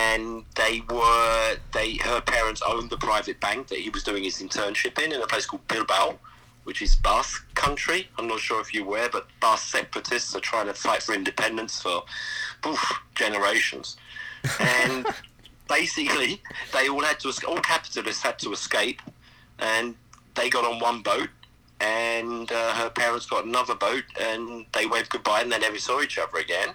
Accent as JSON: {"language": "English", "region": "South East England", "country": "United Kingdom", "tie": "born or raised there", "also_born_or_lived": "Germany", "accent": "English", "moved": "as an adult", "said": "I'm from the southeast of England. That's where I was kind of like raised."}